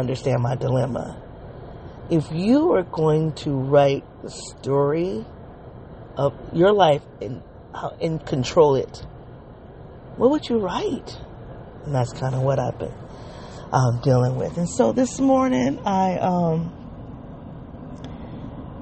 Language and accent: English; Midwest, United States; also born or lived in the South; I'm a Midwesterner